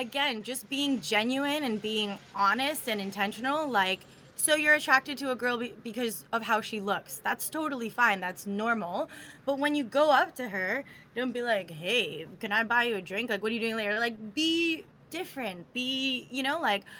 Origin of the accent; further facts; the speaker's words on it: Florida, United States; I'm from Florida